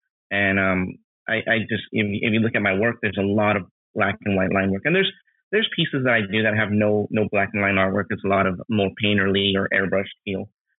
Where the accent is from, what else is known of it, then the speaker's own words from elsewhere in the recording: New Jersey, United States; born there; also born or lived in Queens / Los Angeles; now in Southern California, United States; Yeah, I was born in New Jersey. I was born out there. I lived in Queens for a few years, and then I moved to Los Angeles, and I lived in downtown Los Angeles for a while.